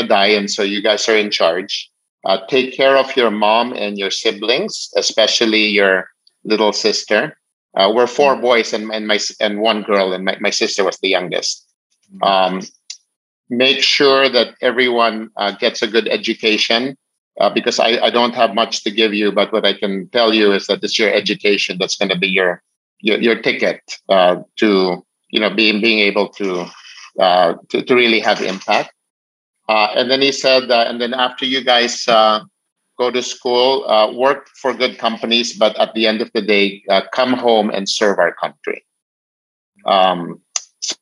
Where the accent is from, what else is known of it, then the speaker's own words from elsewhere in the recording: Philippines; I was born in the Philippines